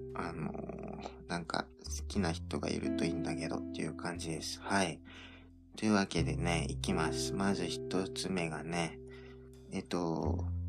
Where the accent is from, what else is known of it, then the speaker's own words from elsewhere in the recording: Okinawa, Japan; 僕は沖縄出身